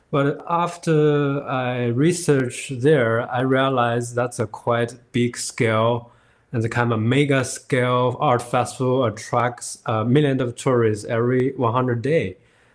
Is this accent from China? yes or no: yes; China; moved away as an adult; also born or lived in Shanghai; now in Higashi Hiroshima, Japan; I'm from China. Back to 10 years ago, I was working in Shanghai for 7 years.